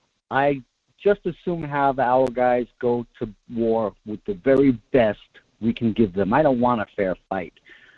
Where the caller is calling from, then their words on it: Kodiak, Alaska, United States; from Kodiak.